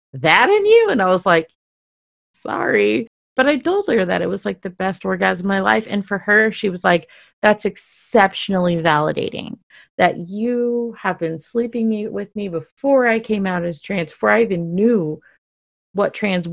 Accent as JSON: {"language": "English", "town": "Dallas", "region": "Texas", "country": "United States", "tie": "born or raised there", "said": "I grew up in Dallas, Texas, where it was very, very, very, very conservative"}